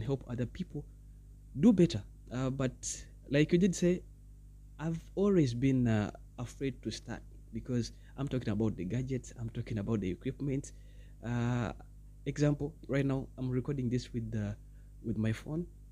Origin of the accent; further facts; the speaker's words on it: Uganda; I'm from Uganda, that's East Africa